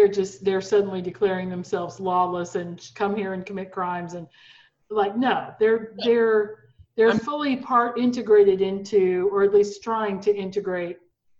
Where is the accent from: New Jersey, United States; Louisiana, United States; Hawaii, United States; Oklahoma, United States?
Oklahoma, United States; I'm an Oklahoman, right? I was born in Oklahoma, I'm raised in Oklahoma.